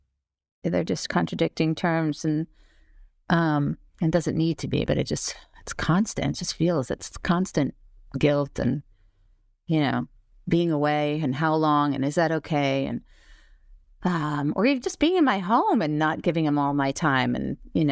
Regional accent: Syosset, New York, United States; Syosset, Long Island, yeah. And then I went to NYU.

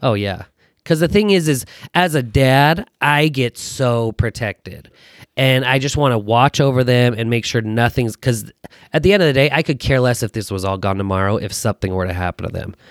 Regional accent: Taylorsville, Utah, United States; also born or lived in Fresno, California / Fullerton, California; from Utah, born and raised in Taylorsville

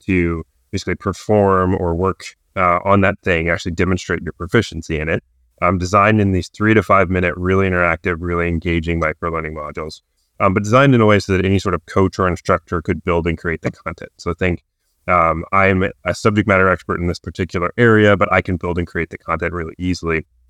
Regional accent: New Bern, North Carolina, United States; also born or lived in Chapel Hill, North Carolina; I'm originally from Newbern, North Carolina

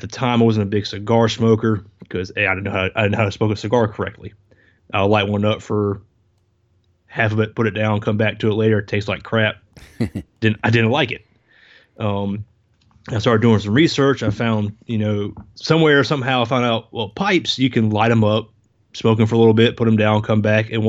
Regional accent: South Carolina, United States; born there; also born or lived in Denmark; I was born in South Carolina, but I was a military brat the first 10 years of my life. My dad was Air Force, moved around. I actually spent time in Denmark when

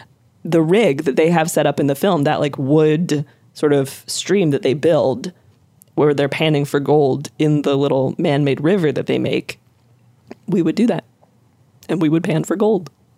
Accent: the foothills of the Rockies, the West, United States; I grew up in the foothills of the Rockies

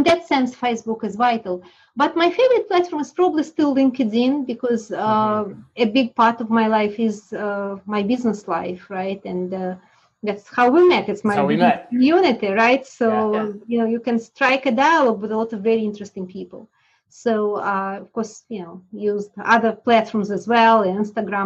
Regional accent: Russia; moved away; I was born in Russia during this gun with the wind times when my whole class ended up in 6-7 different countries.

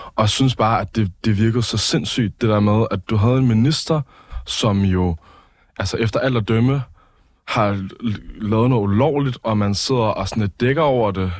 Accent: Copenhagen, Capital Region of Denmark, Denmark; jeg er opvokset i København

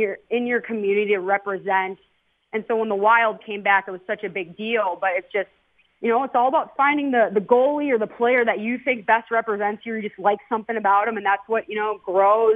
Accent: Minnesota, United States; also born or lived in East Coast; now in Las Vegas, United States; I'm from Minnesota originally

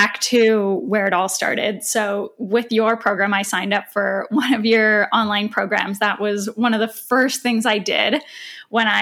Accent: Canada; moved away as an adult; now in Toronto, Canada; I moved back to Toronto, which is 4 hours away from my hometown where I was working

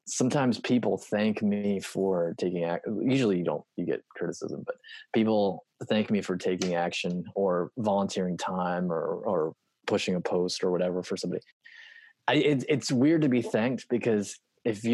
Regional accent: United States; I grew up on the Potomac River

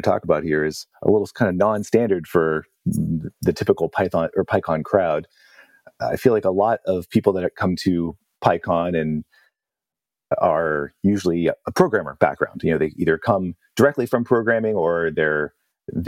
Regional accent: Pittsburgh, Pennsylvania, United States; moved away; I was looking forward to going back to my hometown

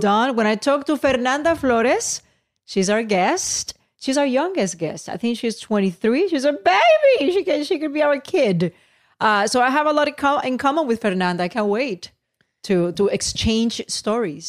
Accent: Puerto Rico; now in Los Angeles, United States; I'm Puerto Rican, born and raised in Puerto Rico

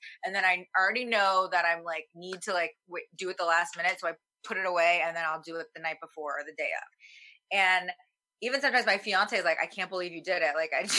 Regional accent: the South, United States; a lot of my stuff is about my, where I was raised in the South with like a Korean mom

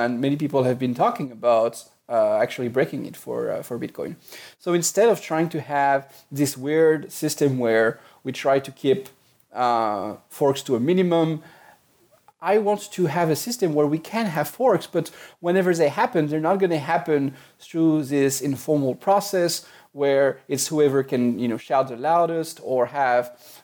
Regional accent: France; accent: French; English is a second language; moved away; I grew up in France, which is why I have a bit of a French accent.

